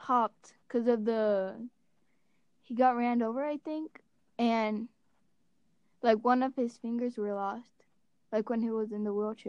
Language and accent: English; Puerto Rico; moved away; I was born in Puerto Rico.